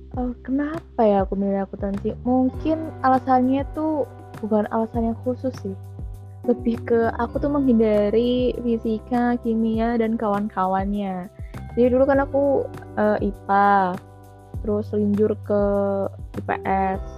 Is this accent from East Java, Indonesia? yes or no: yes; Jombang, East Java, Indonesia; also born or lived in Solo; Aku aslinya dari Jombang, Jawa Timur.